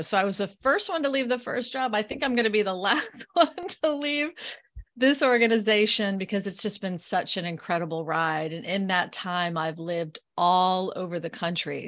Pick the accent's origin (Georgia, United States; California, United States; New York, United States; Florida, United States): Florida, United States; moved away; I am born and raised in Florida. So, I'm a Floridian